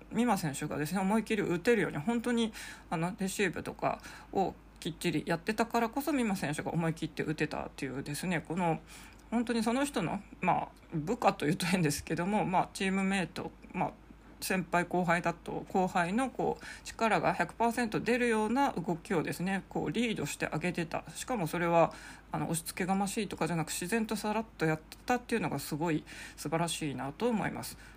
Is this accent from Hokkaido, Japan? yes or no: yes; Sapporo, Hokkaido, Japan; 地元札幌